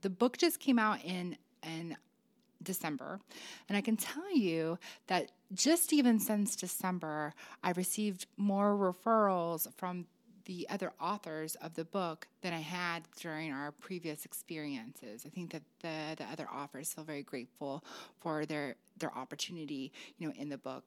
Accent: Illinois, United States; moved away; my home state of Illinois

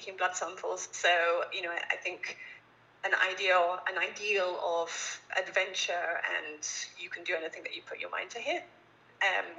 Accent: Little Staughton, East of England, United Kingdom; maybe you can tell from my accent, but I grew up actually in England, a little rural village

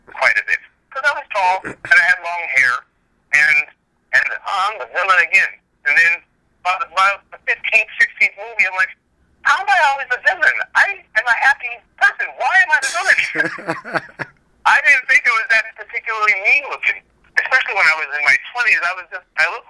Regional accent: Hawaii, United States; moved away; also born or lived in Los Angeles; I grew up in Hawaii

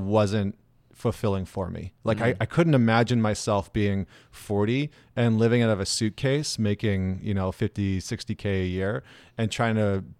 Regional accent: Edmonton, Alberta, Canada; So, I mean, I grew up in Edmonton, Alberta, which is in Canada.

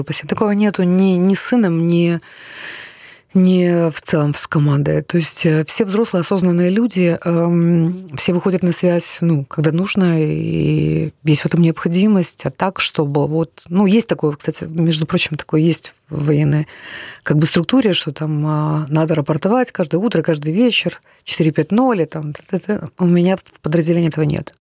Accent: Kyiv, Ukraine; first language Russian; я киевлянка, украинка. Я ходила в Украину в украинскую школу

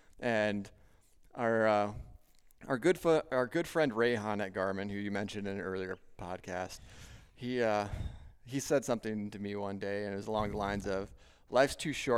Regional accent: Minnesota, United States; I'm a Minnesotan

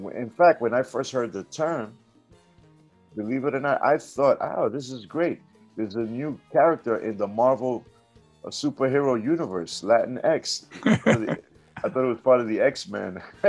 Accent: New York City, New York, United States; when I was growing up in the South Bronx, I grew up in the Melrose Projects, which was a predominantly African-American housing complex at the time. I grew up on the corner of East 153rd Street. In a building there, 681 Cortland Avenue in the South Bronx

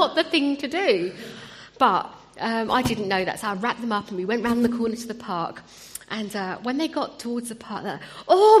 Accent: Wimbledon, London, United Kingdom; also born or lived in India; now in Croydon, United Kingdom; So Wimbledon is my home, but although I now live in Croydon

